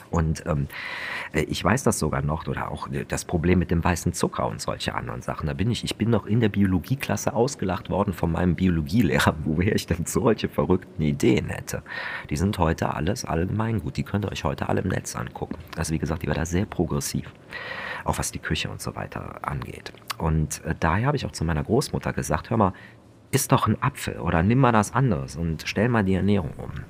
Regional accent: Germany; dass ich in der Region, wo ich aufgewachsen bin, wie die höchsten Wasserpreise hatten von ganz Deutschland.

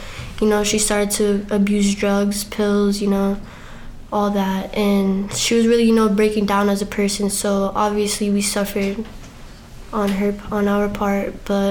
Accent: Worcester, Massachusetts, United States; I'm from Worcester, Massachusetts

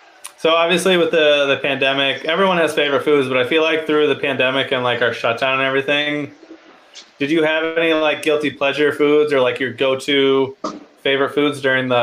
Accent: Midwest, United States; I'm from the Midwest

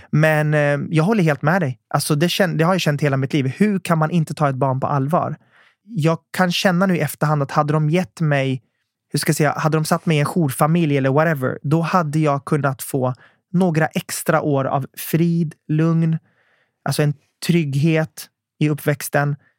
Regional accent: Södertälje, Stockholm County, Sweden; jag växte upp i Södertälje

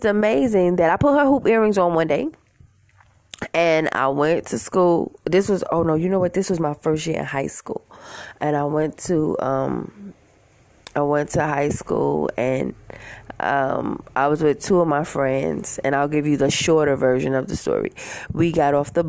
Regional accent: New York City, New York, United States; I'm from Queens, New York

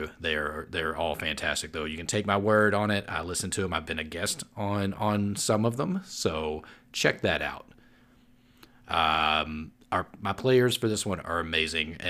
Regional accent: Owensboro, Kentucky, United States; my hometown of Owensboro, Kentucky

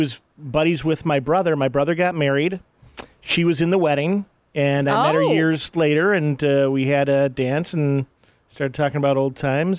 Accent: Detroit, Michigan, United States; moved away; also born or lived in Kalamazoo; I'm from Detroit originally, but spent a lot of time.

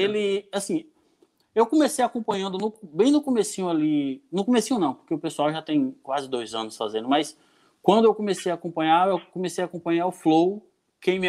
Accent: Jequié, Bahia, Brazil; moved away as an adult; now in Canavieiras, Brazil; eu não sou daqui de Canavieiras, eu sou de Jequié. Eu vim para Canavieiras há, há, há, uns 10 anos atrás

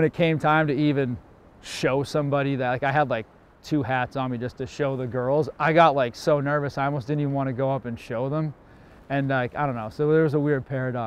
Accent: Cape Cod, Massachusetts, United States; Being born here, growing up here

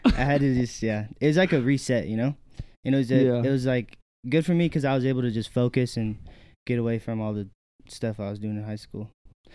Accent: California, United States; moved away as an adult; also born or lived in Southern Utah; now in Cedar City, United States; We both play football at Southern Utah. We're both from California, different parts

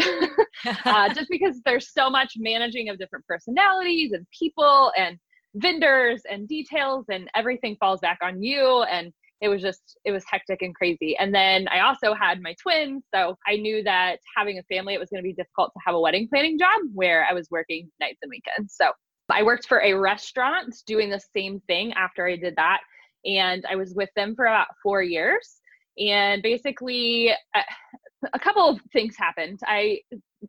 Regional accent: London, Ohio, United States; I actually live outside of Columbus in a small town, London, Ohio. Not the cool London, but there's that. I grew up out here.

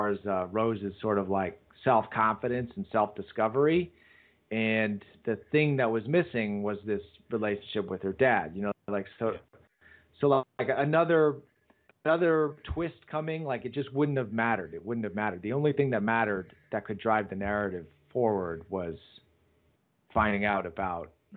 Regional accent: United States; me being an American

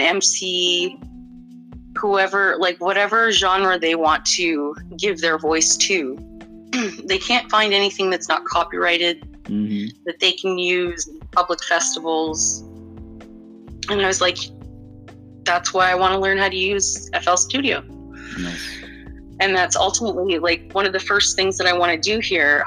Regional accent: Canada; Being Canadian

